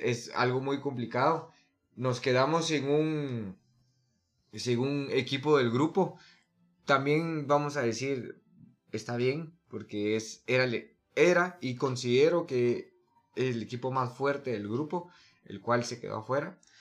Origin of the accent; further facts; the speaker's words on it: Guatemala; nos están representando como guatemaltecos